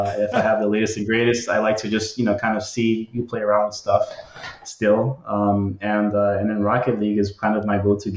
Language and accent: English; Kearny, New Jersey, United States; I'm from Newark. I'm from Kearney